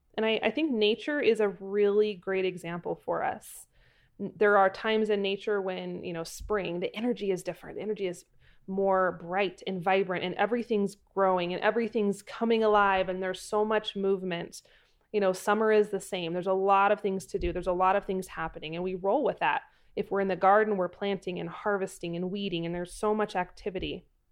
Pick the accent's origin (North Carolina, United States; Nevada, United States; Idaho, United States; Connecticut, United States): Idaho, United States; Pacific Northwest, Idaho Panhandle, United States; I am from the Pacific Northwest, up in the Idaho Panhandle, and we had very dark, very dreary, gloomy, uh, falls and winters